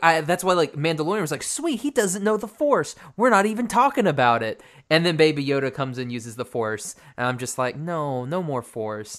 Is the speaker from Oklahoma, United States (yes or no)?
yes; Oklahoma, United States; also born or lived in Texas; I'm from Oklahoma